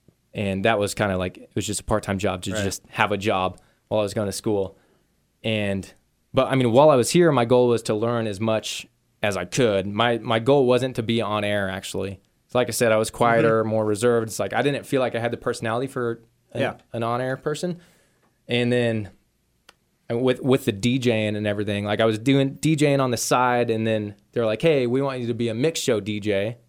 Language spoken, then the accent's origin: English; Wichita, Kansas, United States; Like I grew up in the Wichita area. So and I kind of like had that feeling. Like I always wanted to get out.